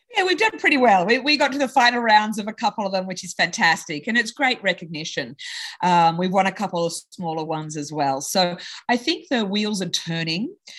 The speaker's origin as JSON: {"language": "English", "town": "Sydney", "region": "New South Wales", "country": "Australia", "tie": "born or raised there", "moved": "yes", "lives_now": "United States", "said": "I was in Australia. So I grew up in Sydney"}